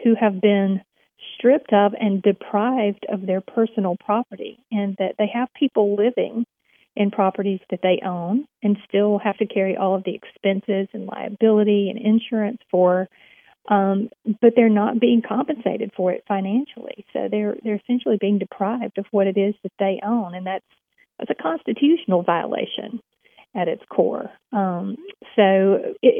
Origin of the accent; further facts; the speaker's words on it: Alabama, United States; here in my home state of Alabama